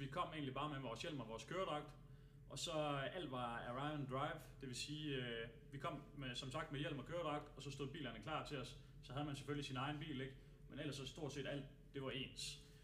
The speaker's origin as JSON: {"language": "Danish", "country": "Denmark"}